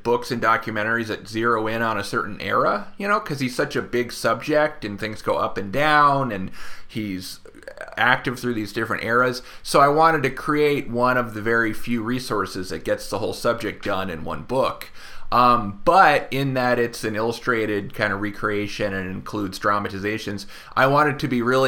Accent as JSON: {"language": "English", "town": "Oakland", "region": "California", "country": "United States", "said": "I'm from Oakland"}